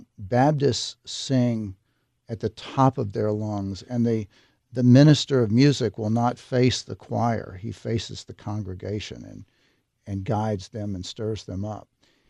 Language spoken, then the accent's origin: English; Tennessee, United States; born or raised there